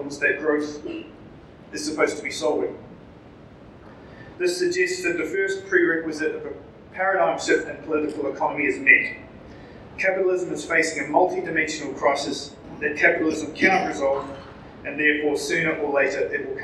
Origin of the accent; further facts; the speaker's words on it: New Zealand; accent: Kiwi; with my Kiwi accent